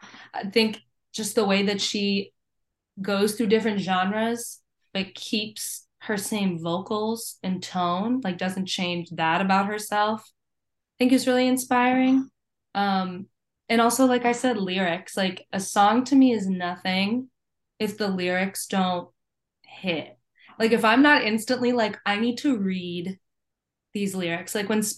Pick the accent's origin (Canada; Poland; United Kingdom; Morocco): Canada; I'm French Canadian. I could not know any less Spanish.